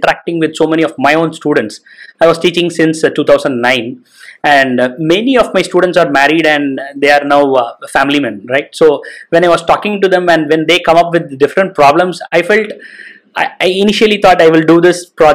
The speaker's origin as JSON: {"language": "English", "country": "India", "said": "we right now in India"}